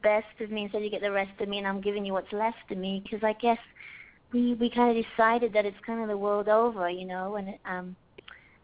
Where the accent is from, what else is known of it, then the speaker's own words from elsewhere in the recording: Wales, United Kingdom; also born or lived in London; I'm from Wales, and I'm from a very musical village